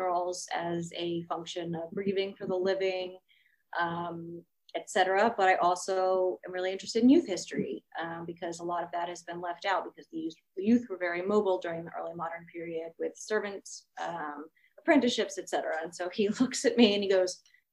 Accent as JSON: {"language": "English", "town": "Fairfax", "region": "Virginia", "country": "United States", "also_born_or_lived": "Durham, England", "said": "I'm from Fairfax, Virginia"}